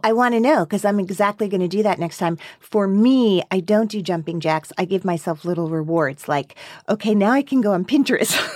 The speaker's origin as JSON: {"language": "English", "town": "Teaneck", "region": "New Jersey", "country": "United States", "moved": "yes", "lives_now": "Brooklyn, United States", "said": "I'm from Teaneck"}